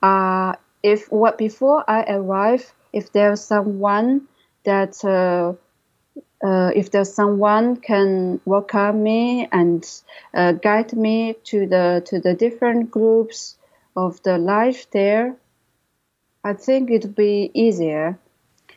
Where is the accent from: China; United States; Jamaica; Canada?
China; English is a second language; moved away as an adult; now in London, United Kingdom